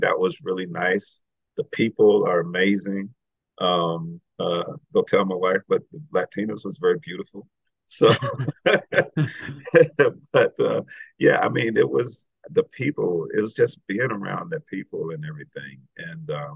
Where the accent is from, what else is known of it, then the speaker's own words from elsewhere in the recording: Washington, District of Columbia, United States; moved away as an adult; I grew up in Washington, D.C.